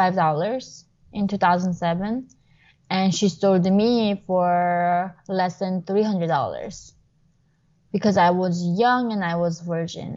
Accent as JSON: {"language": "English", "country": "North Korea", "tie": "born or raised there", "moved": "yes", "said": "I was born in North Korea."}